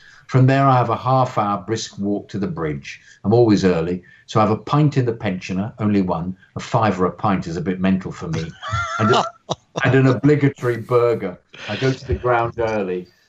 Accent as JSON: {"language": "English", "town": "Margate", "region": "South East England", "country": "United Kingdom", "tie": "born there", "said": "I was born in Margate, Kent."}